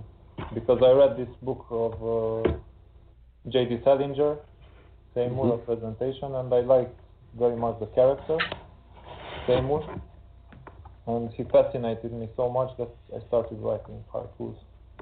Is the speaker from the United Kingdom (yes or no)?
no; Brasov, Brașov County, Romania; first language Hungarian; English is a second language; in my hometown, which is Brasov, where like 10% of the population is Hungarian, there was no literary gatherings mm-hmm. in my native language, so I started to write in Romanian